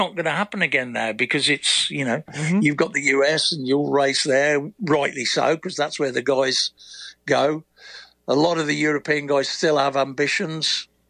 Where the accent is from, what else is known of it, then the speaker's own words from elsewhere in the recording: United Kingdom; When I was riding, I, as the British guy, when I'd finished trying to do Grand Prix